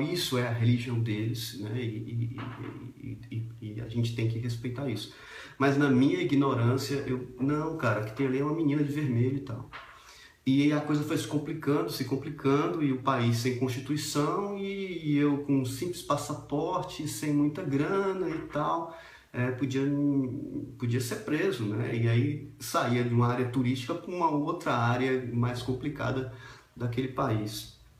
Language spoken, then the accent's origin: Portuguese; Brazil